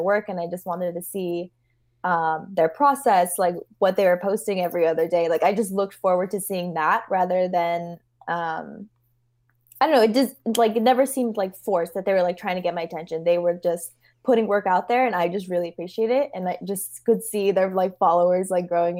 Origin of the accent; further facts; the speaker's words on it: Los Angeles, California, United States; I grew up